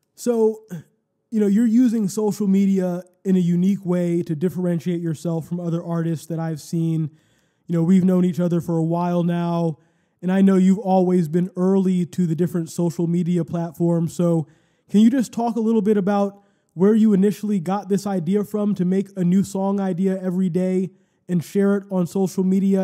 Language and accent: English; Cleveland, Ohio, United States; the city that we grew up